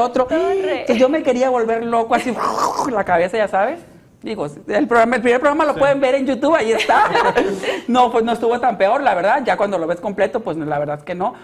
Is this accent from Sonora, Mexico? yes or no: yes; Hermosillo, Sonora, Mexico; also born or lived in Mexico City; regresarme para acá para Hermosillo